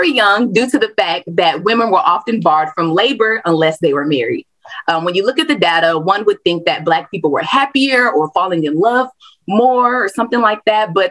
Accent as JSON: {"language": "English", "region": "the South", "country": "United States", "tie": "born or raised there", "said": "I am born and raised in the South, and a lot of the history I study is particularly to the South."}